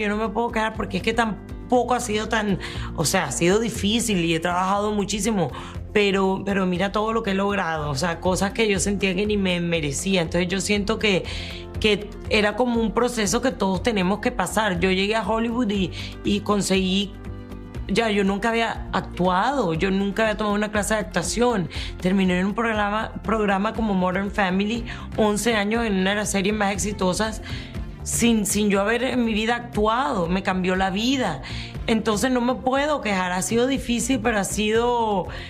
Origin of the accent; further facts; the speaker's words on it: Colombia; moved away; also born or lived in Miami; yo soy colombiana, yo viví esa época